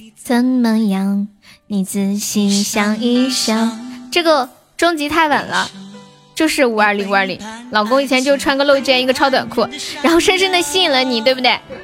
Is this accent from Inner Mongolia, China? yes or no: no; Nanchong, Sichuan, China; 我是四川南充的